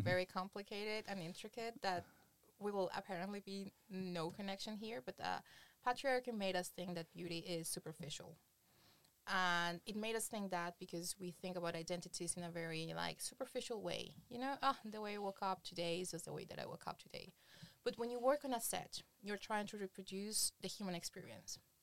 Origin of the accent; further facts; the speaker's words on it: Colombia; moved away as an adult; now in Berlin, Germany; I come from Colombia. Uh, back in Colombia, I was working for um, Rolling Stones, Playboy